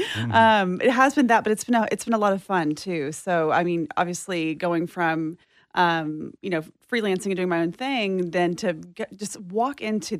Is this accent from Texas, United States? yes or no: yes; Texas, United States; I'm originally from East Texas, mm-hmm. So you can hear an accent kind of sometimes.